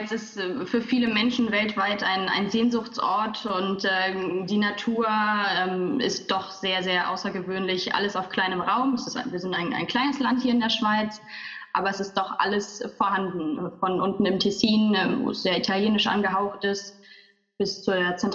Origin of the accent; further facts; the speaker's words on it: Cologne, North Rhine-Westphalia, Germany; moved away as an adult; now in Zurich, Switzerland; ich bin äh, auch zugewandert äh, aus Deutschland, äh, komme ursprünglich aus Köln, habe dort schon äh, ein paar Jahre für Dürrent gearbeitet und genau, jetzt seit fünf Jahren im wunderschönen Zürich